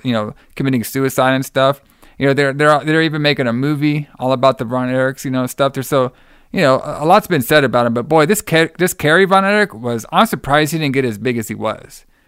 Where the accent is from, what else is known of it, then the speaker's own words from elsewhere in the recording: Texas, United States; my home state, Texas